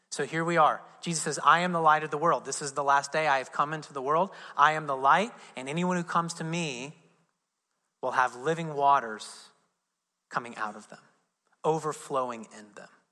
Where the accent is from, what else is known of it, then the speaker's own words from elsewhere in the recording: Southern Indiana, United States; I'm from Southern Indiana